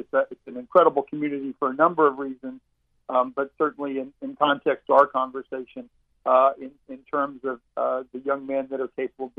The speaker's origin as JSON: {"language": "English", "town": "Eustis", "region": "Florida", "country": "United States", "tie": "born or raised there", "said": "I grew up in Eustis, but as a quote unquote outsider to Apopka"}